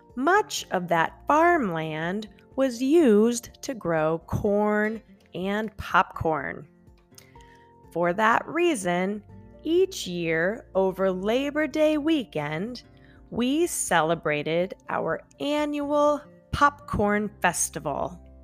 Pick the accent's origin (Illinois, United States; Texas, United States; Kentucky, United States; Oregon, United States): Illinois, United States; central; moved away; I grew up in a small town in central Illinois